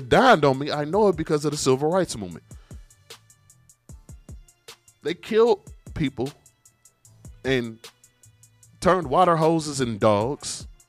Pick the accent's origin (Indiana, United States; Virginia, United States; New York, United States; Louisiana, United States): Indiana, United States; Marion; now in Pensacola, United States; I'm from Indiana. Marion, Indiana is actually 1 hour from Indianapolis.